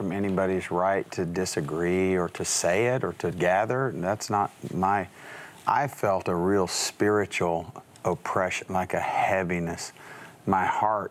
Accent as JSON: {"language": "English", "region": "West Texas and New Mexico", "country": "United States", "tie": "born or raised there", "said": "growing up in West Texas and New Mexico"}